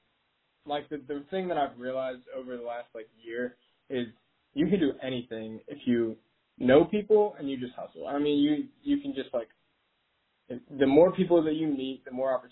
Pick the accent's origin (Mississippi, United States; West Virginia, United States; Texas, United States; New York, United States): West Virginia, United States; Charleston; I've grown up a WVU fan like my entire life. I'm from Charleston